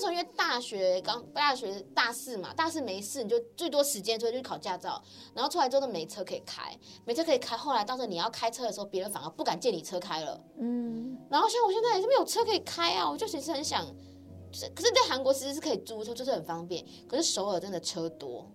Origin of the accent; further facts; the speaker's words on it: Taiwan; now in South Korea; 如果我们是台湾人嘛，身为台湾人